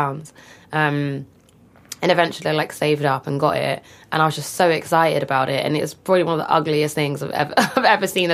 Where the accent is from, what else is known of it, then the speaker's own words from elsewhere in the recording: London, United Kingdom; I grew up in Walthamstow in northeast London